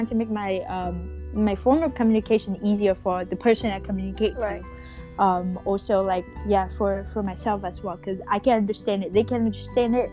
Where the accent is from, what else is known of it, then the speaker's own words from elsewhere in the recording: Hanoi, Vietnam; accent: northern Vietnamese; English is a second language; I just get that mix of my north and my southern accent, um, and I still have it now. Like, I don't think I can totally come back to my northern accent unless I live in like you know Vietnam or my hometown in Hanoi for another ten years.